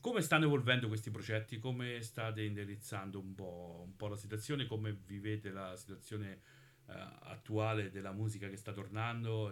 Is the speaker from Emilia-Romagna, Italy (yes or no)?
no; Monte San Giusto, Marche, Italy; io sono di Monte San Giusto